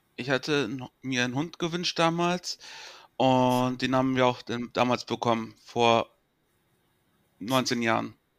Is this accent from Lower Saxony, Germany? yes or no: yes; Sieke, Lower Saxony, Germany; bin 27 Jahre alt und komme aus dem schönen Ort Sieke